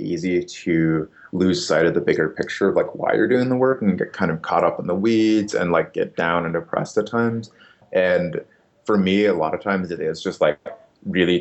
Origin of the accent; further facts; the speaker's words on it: Upper Michigan, United States; moved away as an adult; also born or lived in New Orleans; now in Brooklyn, United States; I grew up in a town of 3,000 people in Upper Michigan